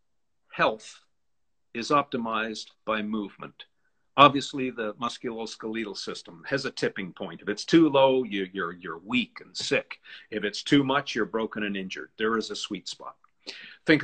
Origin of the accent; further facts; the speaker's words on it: Canada; I'm a Canadian